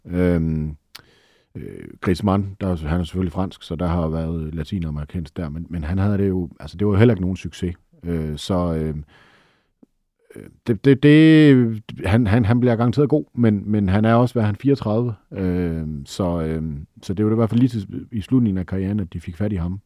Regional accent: Denmark; vi er danskere

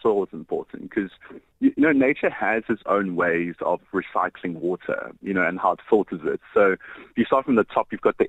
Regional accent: Johannesburg, Gauteng, South Africa; moved away as an adult; also born or lived in Cape Town; I'm actually from Johannesburg

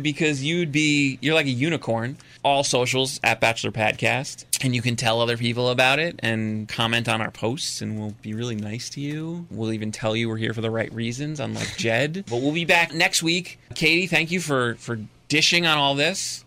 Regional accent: New Jersey, United States; moved away; I grew up in Jersey

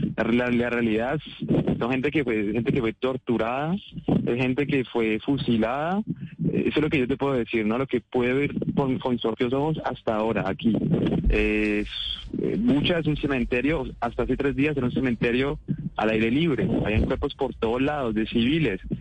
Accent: Colombia; moved away; no soy el único colombiano que en el drama baila salsa

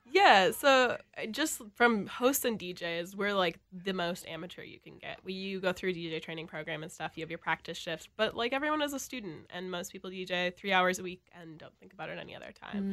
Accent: Elk River, Minnesota, United States; now in Minneapolis, United States; I'm from, like, the North Metro in Elk River.

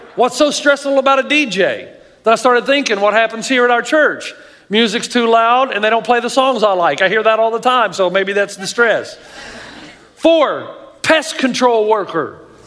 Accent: the South, United States; I grew up in the South

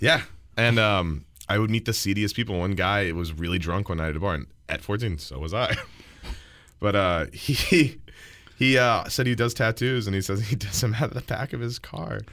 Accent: Texas, United States; I'm from Texas, where we pride ourselves in the tacos

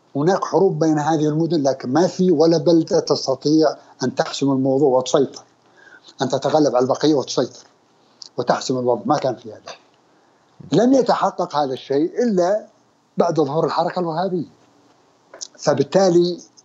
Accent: Al-Qassim, Saudi Arabia; now in Riyadh, Saudi Arabia; انا من القصيم اي لما كنت في الابتدائي كانت تاخذنا السياره من الرياض الى بريده

